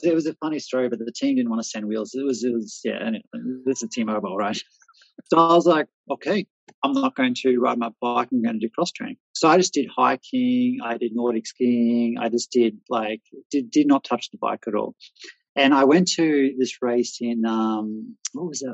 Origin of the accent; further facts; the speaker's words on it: Australia; moved away as an adult; also born or lived in Austria; now in Czech Republic; as an Australian